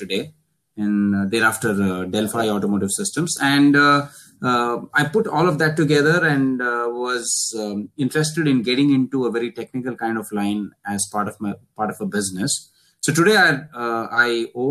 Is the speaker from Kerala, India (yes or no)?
no; Bangalore, Karnataka, India; I came to college from Bangalore